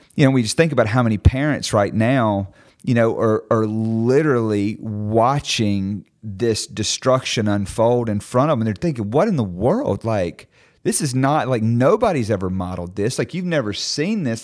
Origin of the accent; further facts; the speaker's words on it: Mississippi, United States; I'm from Mississippi